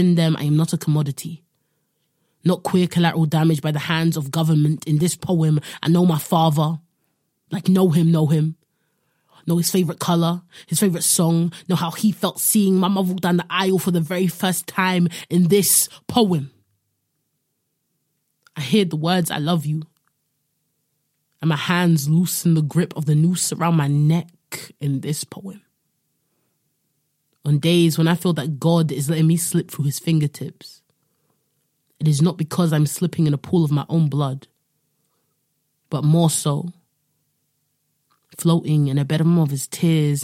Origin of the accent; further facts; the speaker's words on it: London, United Kingdom; also born or lived in Midwest, United States; growing up in London, also living in the Midwest in America for a bit